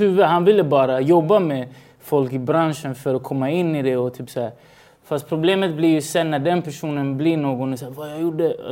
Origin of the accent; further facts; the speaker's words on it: Stockholm, Stockholm County, Sweden; also born or lived in Chile; Jag var, jag var från Rinkeby